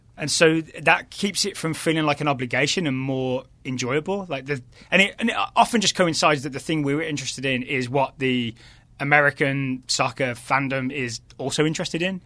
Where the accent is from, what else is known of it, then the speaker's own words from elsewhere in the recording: between Birmingham and Wolverhampton, West Midlands, United Kingdom; moved away as an adult; also born or lived in Ireland; now in Richmond, United States; I'm originally from the West Midlands